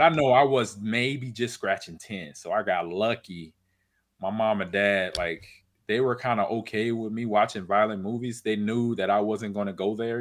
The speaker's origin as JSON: {"language": "English", "region": "California", "country": "United States", "tie": "born or raised there", "said": "I grew up in California"}